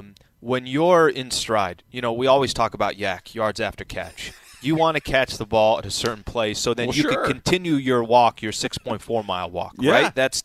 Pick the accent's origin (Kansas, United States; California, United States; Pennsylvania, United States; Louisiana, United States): California, United States; San Diego; I'm from San Diego, so I have a heart for the city that I was born and raised in, right?